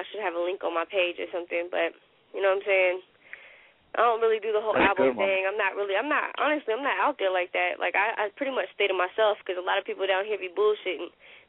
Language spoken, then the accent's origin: English; Sanford, North Carolina, United States; also born or lived in Fayetteville; I was raised in the country. That's my home. Sanford is my home. Like, you know, I'm in Fayetteville. I was born in Fayetteville, but I was raised in Sanford, and I moved back to Fayetteville when I was older.